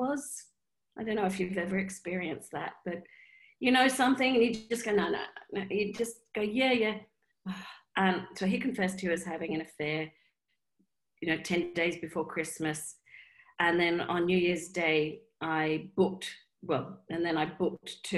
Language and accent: English; Australia; I'm Australian